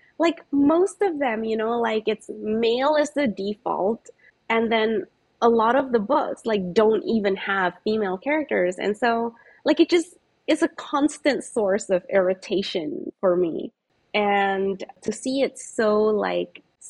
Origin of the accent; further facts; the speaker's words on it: Singapore; I grew up in Singapore